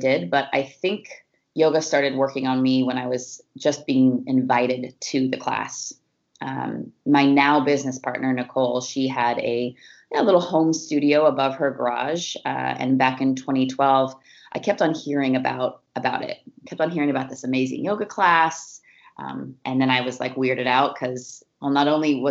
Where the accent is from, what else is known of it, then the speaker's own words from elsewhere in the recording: Oregon, United States; also born or lived in Northern California; I definitely claim Oregon as my my home and my, it's really where I grew up, you know, from about 12 on